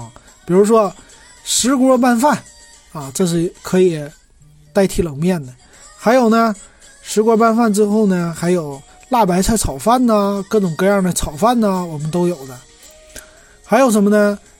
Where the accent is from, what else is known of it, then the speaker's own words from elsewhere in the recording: Northeast China, China; 是我最喜欢吃的，就是也是我们东北人爱吃的啊，就是烤茧蛹。